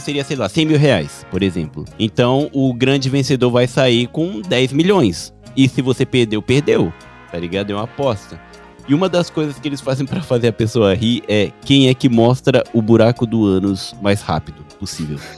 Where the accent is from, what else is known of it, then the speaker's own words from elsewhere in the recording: Japan; como eu cresci no Japão e estudei na escola japonesa